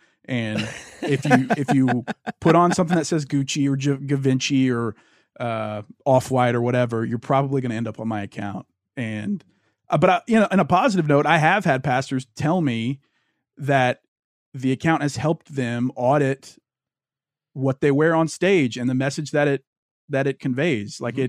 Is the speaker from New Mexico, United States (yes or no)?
no; Louisiana, United States; Because I grew up in Louisiana. I've basically been a Christian my whole life.